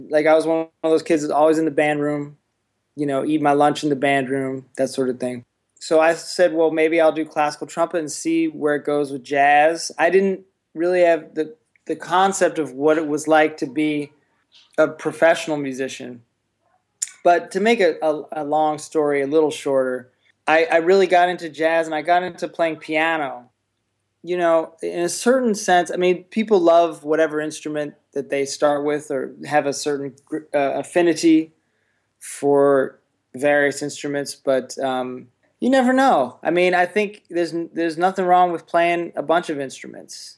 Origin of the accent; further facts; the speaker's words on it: Columbia, Maryland, United States; I grew up near Baltimore, Columbia, Maryland